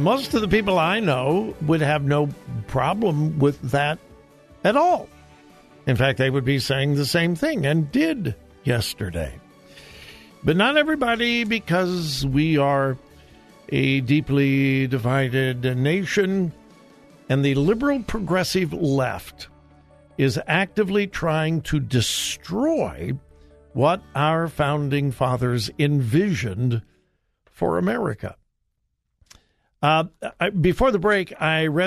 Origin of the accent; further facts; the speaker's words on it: Southern California, United States; I grew up in Southern California, but all of my family is from Missouri.